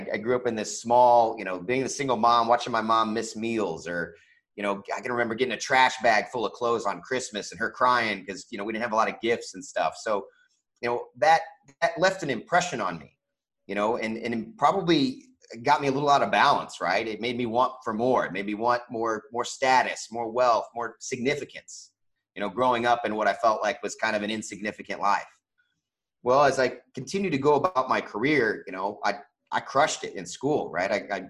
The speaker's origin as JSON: {"language": "English", "region": "Kansas", "country": "United States", "tie": "born or raised there", "also_born_or_lived": "Indiana / California", "said": "I was born in Indiana, but lived in California, back to Indiana. We moved to Kansas when she met my stepdad and lived there for the majority of my you know, young adult life."}